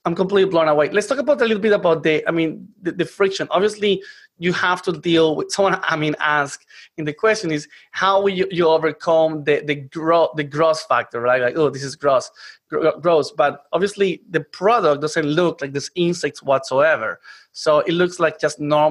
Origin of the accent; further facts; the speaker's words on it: Colombia; moved away; I come from Colombia